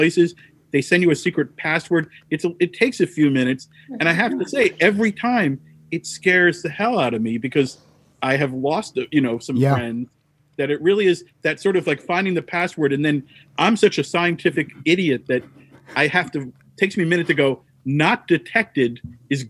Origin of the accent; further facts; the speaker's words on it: New Jersey, United States; I'm a guy from New Jersey of a certain age